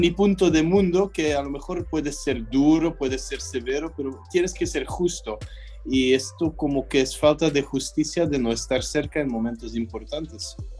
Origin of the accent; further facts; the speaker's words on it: Belgium; also born or lived in Mexico; sigo siendo belga